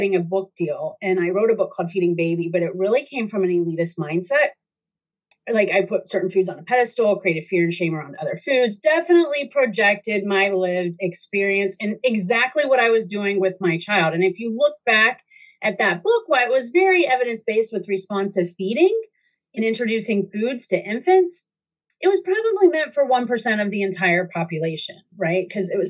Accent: North Carolina, United States; Like when I moved up here from North Carolina and I saw kale being used as a garnish, I was just, what the heck?

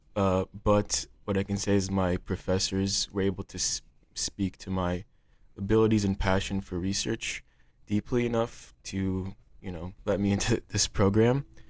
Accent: Cedar Rapids, Iowa, United States; I'm from Cedar Rapids, Iowa.

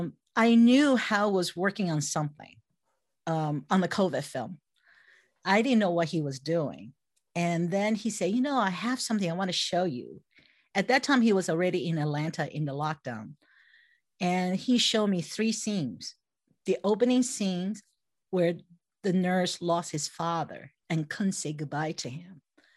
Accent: Taiwan; English is a second language; When I was 6 years old, when I was in kindergarten, this is growing up in Taiwan, right? So I was the youngest of three and I never went to daycare.

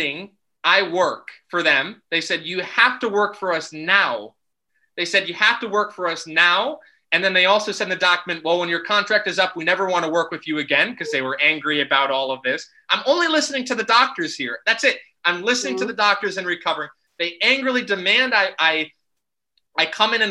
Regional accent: United States; moved away as an adult; now in Netherlands; I'm originally from America

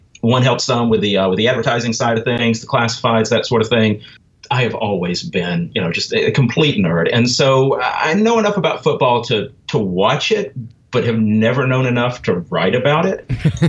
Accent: Huntsville, Alabama, United States; I'm from Huntsville originally, and so kind of grew up in the midst of the Rocket City and living in the shadow of giant rockets

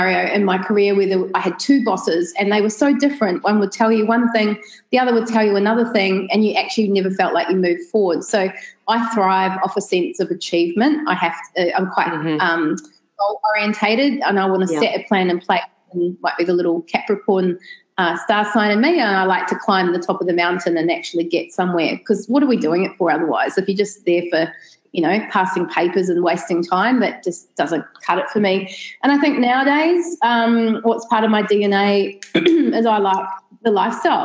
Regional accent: New Zealand; moved away as an adult; also born or lived in Australia / London, United Kingdom; now in Sunshine Coast, Australia; I'm originally from New Zealand. And then when I was 11 years old, my whole family moved to Australia. Right. After less than a year, as a teacher couldn't find work, we all moved back

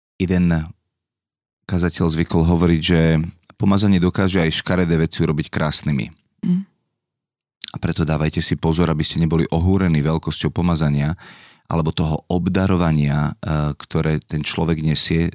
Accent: Dolný Kubín, Žilina Region, Slovakia; also born or lived in Bratislava; u nás doma v Dolom Kubine

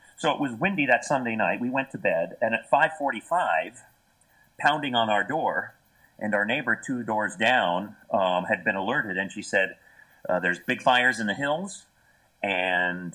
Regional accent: Sonoma, California, United States; Growing up in Northern California

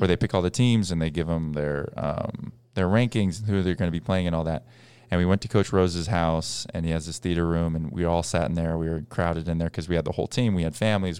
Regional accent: Boston, Massachusetts, United States; we grew up in Boston

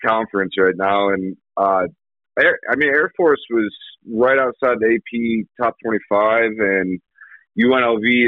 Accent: Michigan, United States; moved away as an adult; also born or lived in Tampa, Florida / Gillette, Wyoming; now in Laramie, United States; I grew up in Michigan, and then went to school in Tampa, and then I moved.

